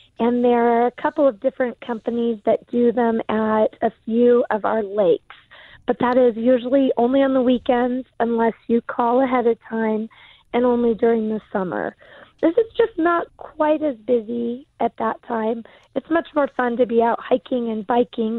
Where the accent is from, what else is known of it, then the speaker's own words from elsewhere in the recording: Prescott, Arizona, United States; I was actually born and raised in Prescott